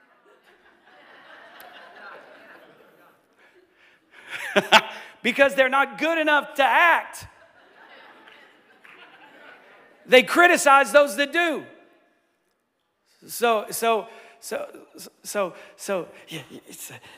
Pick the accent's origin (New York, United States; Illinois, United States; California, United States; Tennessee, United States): Tennessee, United States; Johnson City; We're like an hour and a half east of Knoxville.